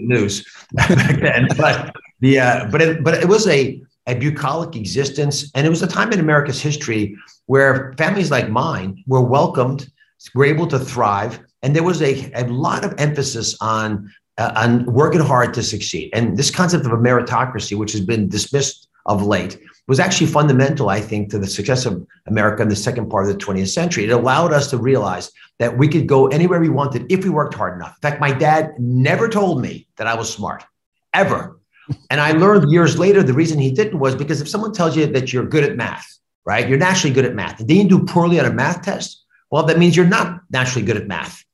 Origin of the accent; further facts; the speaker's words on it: United States; also born or lived in Cleveland, Ohio; I grew up on the Delaware border with Pennsylvania